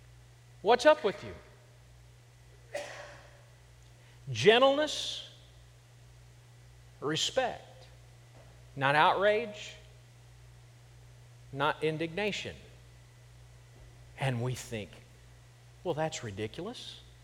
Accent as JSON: {"language": "English", "region": "Kansas", "country": "United States", "said": "And I said I was from Kansas. That is nowhere, that is not being a Southerner."}